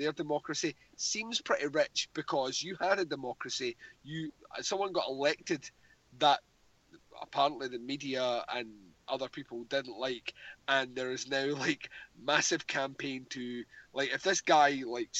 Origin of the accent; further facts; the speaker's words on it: Scotland, United Kingdom; speaking as a Scottish man